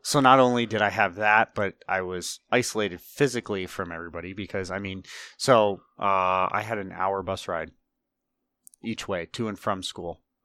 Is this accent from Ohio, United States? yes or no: yes; Northeast Ohio, United States; grew up in Ohio, uh, Northeast Ohio, way out in the middle of nowhere